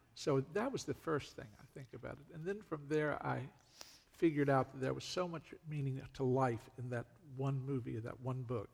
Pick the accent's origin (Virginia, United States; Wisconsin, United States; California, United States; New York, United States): Virginia, United States; moved away as an adult; also born or lived in North Carolina; I'm originally from Virginia, mm. and that's where I lived for 42 years approximately